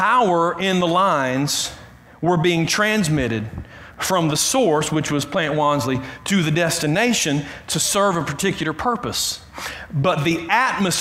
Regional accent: Clem, Georgia, United States; I grew up in Clem. That's in South Carroll County. It's between Carrollton and Whitesburg.

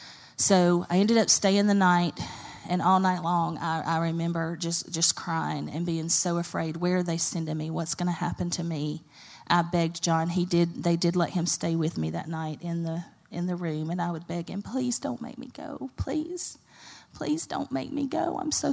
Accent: Carrollton, Georgia, United States; I didn't want to go to Bremen or Carrollton because we've grown up here. I grew up in Carrollton.

